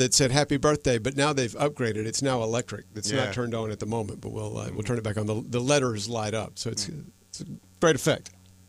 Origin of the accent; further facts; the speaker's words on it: Conway, South Carolina, United States; I grew up in Conway, by the way.